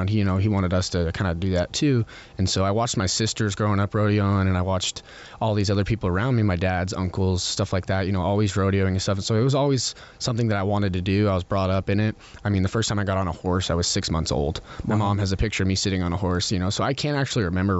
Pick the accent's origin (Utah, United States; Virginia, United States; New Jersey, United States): Utah, United States; Growing up in Utah is really awesome